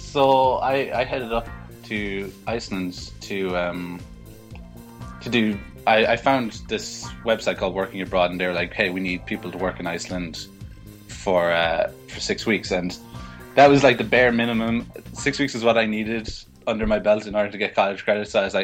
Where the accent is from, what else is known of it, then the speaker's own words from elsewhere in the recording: County Cork, Munster, Ireland; I'm from County Cork down in the south of Ireland.